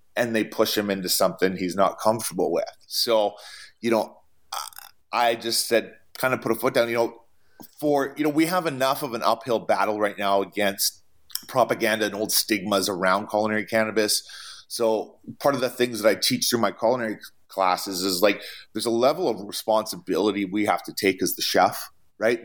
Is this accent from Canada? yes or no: yes; Canada; moved away as an adult; now in United States; I come from Canada